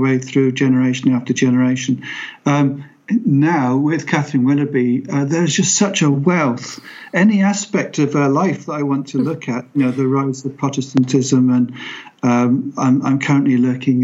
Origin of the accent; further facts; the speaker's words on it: Pembroke, Wales, United Kingdom; I was born in Pembroke within sight of Pembroke Castle